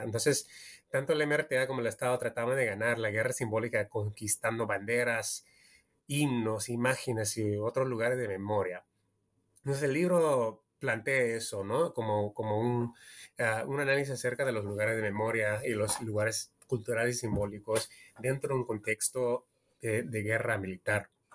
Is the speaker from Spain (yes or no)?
no; California, United States; also born or lived in Peru; yo soy peruano estadounidense. Yo nací en California, pero de mi, familia es peruana y siempre cuando era niño en los 80 siempre visitaba Perú